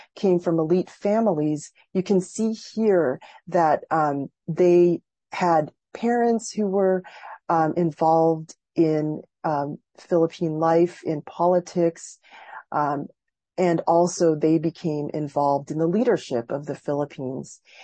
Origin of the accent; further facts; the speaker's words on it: Massachusetts, United States; a Filipino American growing up in Massachusetts